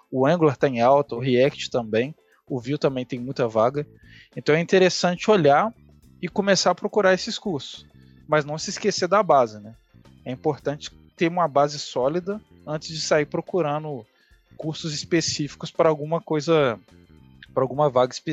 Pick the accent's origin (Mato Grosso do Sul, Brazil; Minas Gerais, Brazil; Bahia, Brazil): Minas Gerais, Brazil; Juiz de Fora; now in São Paulo, Brazil; saindo da minha cidade natal, né, que é Juiz de Fora, para mudar para São Paulo, eu fui procurar as vagas e fui entender o que, que o mercado pedia em São Paulo.